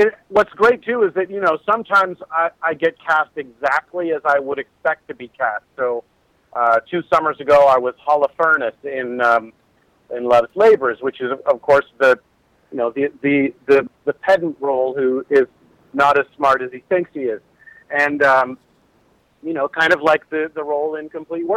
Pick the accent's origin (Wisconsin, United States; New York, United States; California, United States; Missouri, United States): California, United States; Santa Cruz; now in Los Angeles area, United States; I grew up in Santa Cruz with Shakespeare Santa Cruz